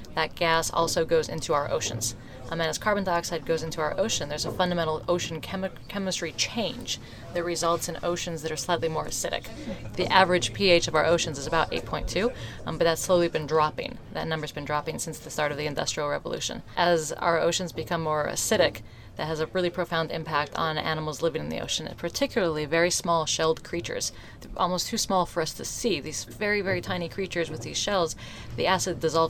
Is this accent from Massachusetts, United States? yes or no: no; Colorado, United States; I grew up in Colorado